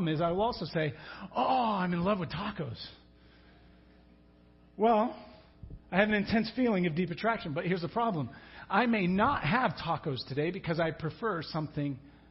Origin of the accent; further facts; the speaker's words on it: England, United Kingdom; moved away; I'm from England